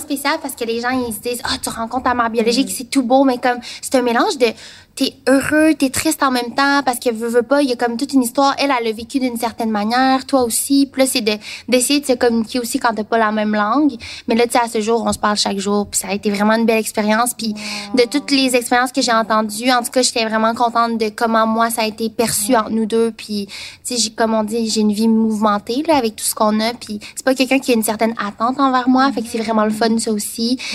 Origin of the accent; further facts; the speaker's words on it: Quebec, Canada; also born or lived in Taiwan; je suis québécoise